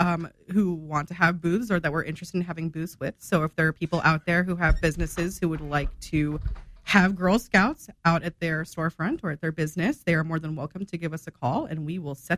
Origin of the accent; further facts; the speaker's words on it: Las Cruces, New Mexico, United States; now in Springfield, United States; Home for me is here in Springfield, but I'm originally from Las Cruces, New Mexico.